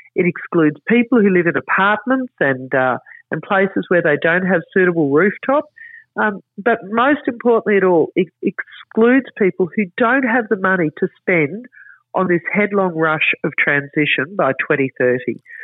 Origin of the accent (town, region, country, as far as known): Queensland, Australia